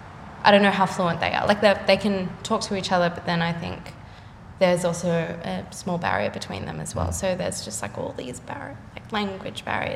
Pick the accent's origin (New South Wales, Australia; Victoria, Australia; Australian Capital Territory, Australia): New South Wales, Australia; Sydney; The North Shore.